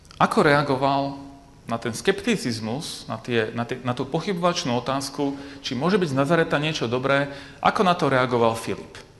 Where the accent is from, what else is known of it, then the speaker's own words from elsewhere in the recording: Bratislava, Bratislava Region, Slovakia; now in Košice, Slovakia; ja pôvodom pochádzam z Bratislavy a žijem v Košiciach